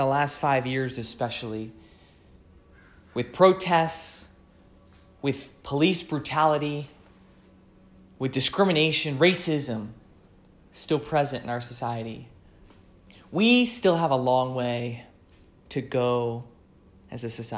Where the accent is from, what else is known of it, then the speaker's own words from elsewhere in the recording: United States; being American